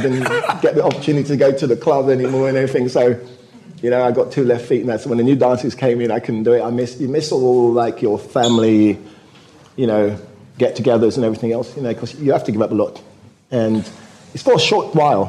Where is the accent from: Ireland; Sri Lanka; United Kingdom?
United Kingdom; also born or lived in Jamaica; my parents went to the UK because my mum was a nurse